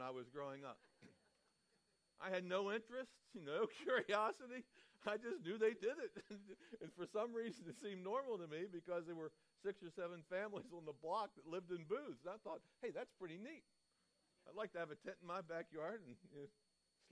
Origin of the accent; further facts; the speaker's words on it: Baltimore, Maryland, United States; I grew up in Baltimore, Maryland